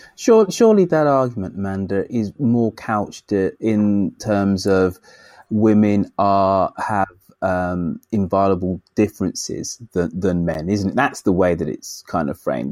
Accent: United Kingdom; I'm a Brit

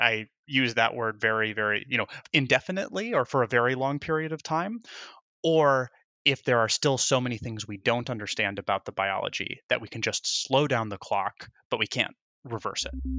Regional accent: Indiana, United States; moved away as an adult; also born or lived in Wisconsin / Chicago / Michigan / Texas; now in New York, United States; I was born in Wisconsin, right on Lake Michigan, and grew up in Indiana.

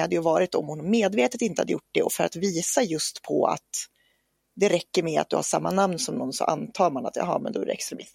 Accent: Norrland, Sweden; växte jag upp i Norrland, på landsbygden

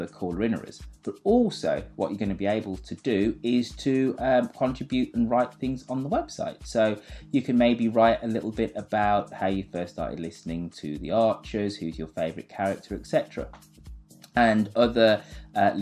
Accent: England, United Kingdom; I am English

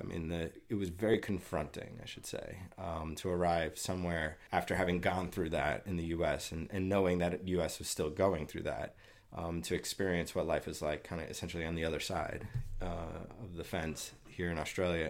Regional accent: United States; as an American

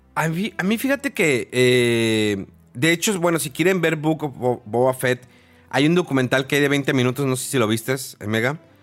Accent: Mexico; porque era mexicano, porque soy mexicano

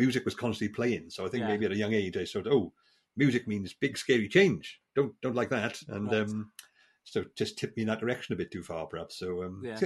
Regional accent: South Wales valleys, United Kingdom; moved away; I'm from the South Wales valleys, where my father was a landlord of a pub, you know, grew up in that sort of environment

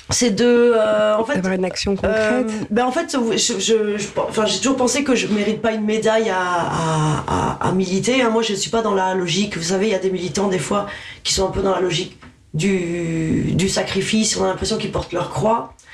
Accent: Toulouse, Occitania, France; moved away as an adult; also born or lived in Dijon / Paris region; now in Paris, France; il y a marqué euh, Dijon sur ma fiche Wikipédia, mais j'y suis restée six mois. Je suis plus toulousaine que ah, Vous êtes toulousaine Oui j'ai grandi à Toulouse.

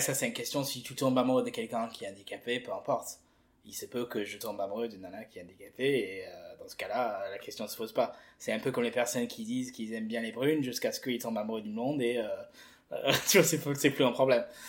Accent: England, United Kingdom; moved away as an adult; now in France; j'ai fait toutes mes mes études et mon enfance en Angleterre je suis arrivé en France il y a quatre ans

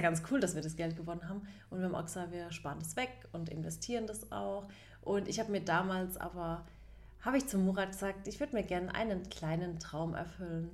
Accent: Baden-Württemberg, Germany; … und ich, wir sind ja beide aus Baden, mhm. zwei mhm. Badenerinnen

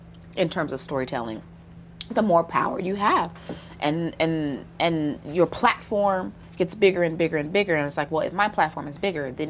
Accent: the South, United States; So I grew up in the South, and what's interesting about Southern Black folks and Black women in particular

